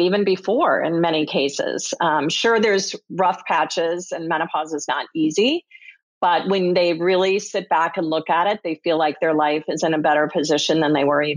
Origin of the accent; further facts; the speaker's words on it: Minnesota, United States; I grew up in Minnesota